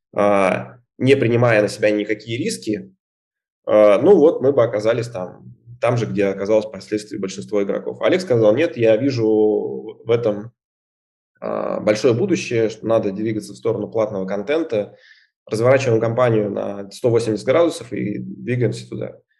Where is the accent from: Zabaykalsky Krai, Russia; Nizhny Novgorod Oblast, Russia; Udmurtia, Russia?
Udmurtia, Russia; Izhevsk; moved away; Я вообще сам из Ижевска